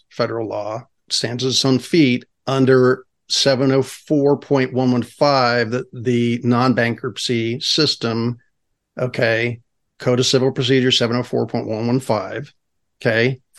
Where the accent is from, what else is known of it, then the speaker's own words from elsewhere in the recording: California, United States; So again, as a Californian, as an individual, the individual rights.